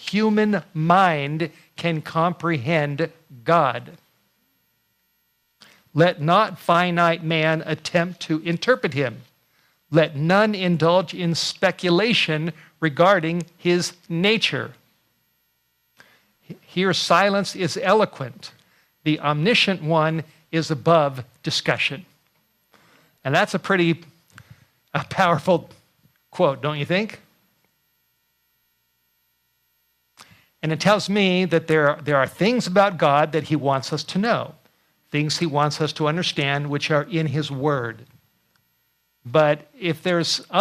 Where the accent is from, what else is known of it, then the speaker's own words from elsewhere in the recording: California, United States; I grew up in California